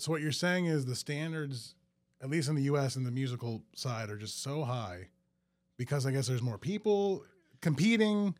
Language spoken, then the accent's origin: English; Metairie, Louisiana, United States; also born or lived in New Orleans; I grew up in Metairie, but yeah, uh, went to school in New Orleans